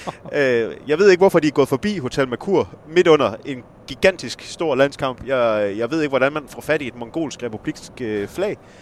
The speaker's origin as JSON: {"language": "Danish", "town": "Esbjerg", "region": "Southern Denmark", "country": "Denmark", "accent": "West Jutlandic", "said": "det kan man måske også lige høre på min dialekt. Jeg er jo ikke oceaner. Jeg er jo, jeg er jo vestjyde og nede fra Esbjerg-området"}